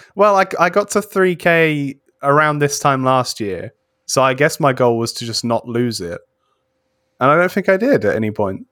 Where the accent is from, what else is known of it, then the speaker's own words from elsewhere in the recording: United Kingdom; I'm British